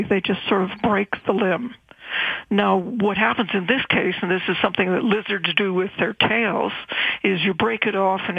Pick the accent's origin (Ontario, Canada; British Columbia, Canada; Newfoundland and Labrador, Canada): British Columbia, Canada; Victoria; Well, I grew up in Victoria, and my parents had a summer place on the seashore